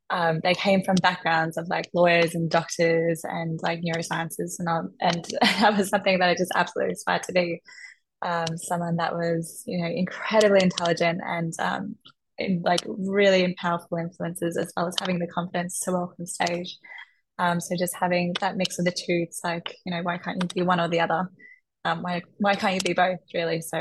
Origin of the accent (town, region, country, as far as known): Melbourne, Victoria, Australia